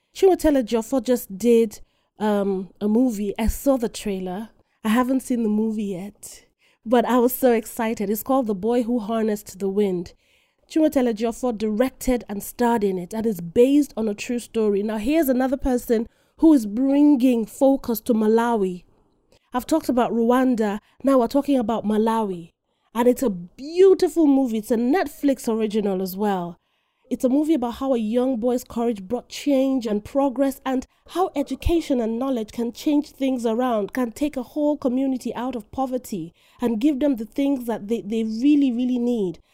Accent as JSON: {"language": "English", "country": "Nigeria", "moved": "yes", "said": "I am Nigerian and proudly so"}